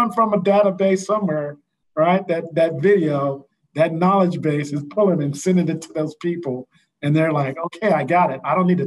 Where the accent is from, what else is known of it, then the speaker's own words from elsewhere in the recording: St. Louis, Missouri, United States; Him and I are hometown guys. He's from St. Louis. I'm from St. Louis. Hometown guy